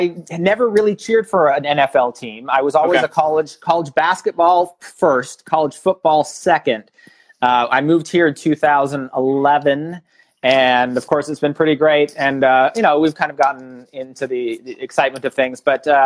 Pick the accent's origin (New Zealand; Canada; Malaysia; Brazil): Canada; born there; moved away; also born or lived in Australia / Germany / North Carolina / Los Angeles; My background, you know, I was born in Canada. I've lived in Australia and Germany, North Carolina, Los Angeles, St. Louis.